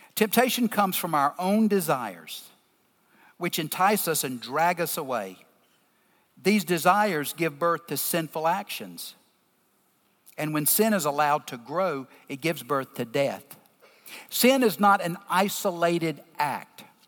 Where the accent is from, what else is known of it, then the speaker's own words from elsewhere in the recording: the South, Southern United States, United States; accent: deep Southern; I'm in my deep Southern accent